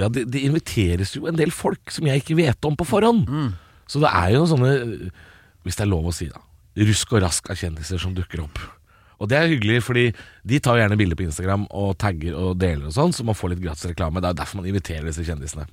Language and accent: Norwegian; Drammen, Buskerud, Norway; Og jeg er jo fra Drammen, jeg